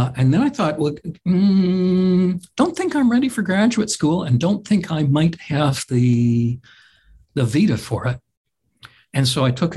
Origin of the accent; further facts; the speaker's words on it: Vancouver, British Columbia, Canada; I was born and raised in Vancouver, British Columbia